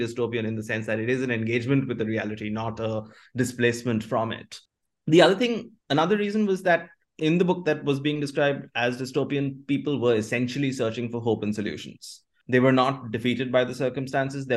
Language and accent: English; Kolkata, West Bengal, India; Kolkata is the city where I grew up